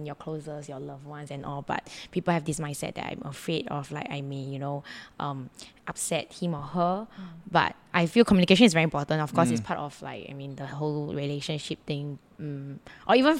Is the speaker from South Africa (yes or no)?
no; Singapore; as Singaporean, Asian